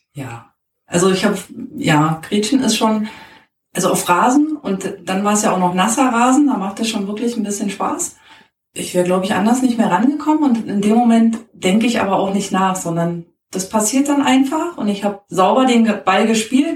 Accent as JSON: {"language": "German", "region": "Berlin", "country": "Germany", "tie": "born or raised there", "said": "Ich bin in Berlin groß geworden"}